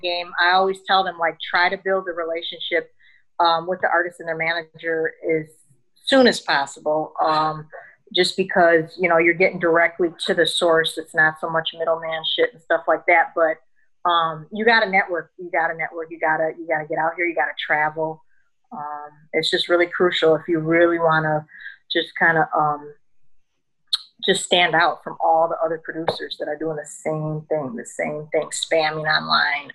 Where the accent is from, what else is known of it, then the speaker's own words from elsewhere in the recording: Chicago, Illinois, United States; moved away; also born or lived in DC, Virginia area; I'm originally from Chicago.